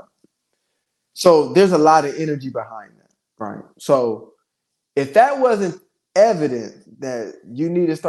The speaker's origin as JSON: {"language": "English", "region": "Ohio", "country": "United States", "tie": "born or raised there", "said": "my father ended up being, you know, from my hometown and meet my mother and the whole nine in Ohio."}